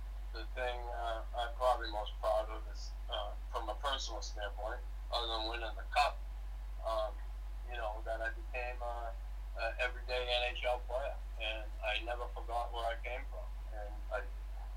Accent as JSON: {"language": "English", "town": "Boston", "region": "Massachusetts", "country": "United States", "tie": "born or raised there", "said": "I grew up in Boston"}